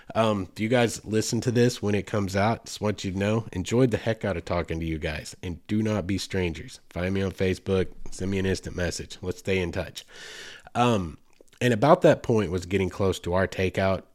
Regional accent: Arkansas, United States; here in the natural state, in my home state

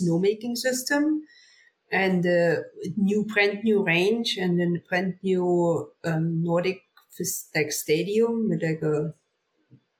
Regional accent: Oberhof, Thuringia, Germany; English is a second language; moved away as an adult; now in Lake Placid, United States; my hometown, Oberhof

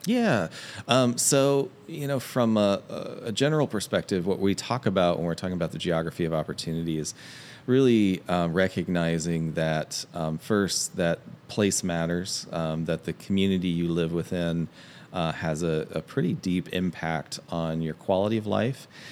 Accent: Hamilton, Ohio, United States; I grew up in Hamilton, Ohio, uh, which is in Southwest Ohio

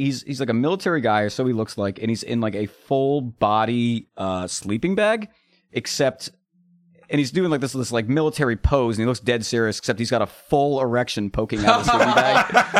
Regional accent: United States; I feel bad as an American

